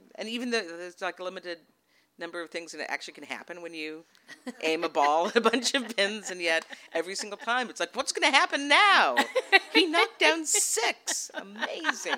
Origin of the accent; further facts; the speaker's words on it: Massachusetts, United States; also born or lived in Portland, Oregon; now in Texas, United States; I live in Texas now. I was raised in Massachusetts mostly, and also a bit in Portland, Oregon